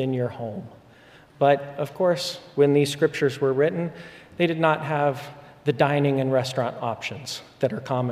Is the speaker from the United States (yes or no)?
yes; Spokane, Washington, United States; now in Dallas, United States; I grew up for many years in the area of Spokane, Washington